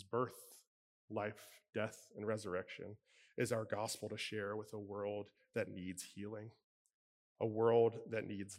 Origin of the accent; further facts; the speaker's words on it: Cincinnati, Ohio, United States; now in Pittsburgh, United States; I was born and raised in Cincinnati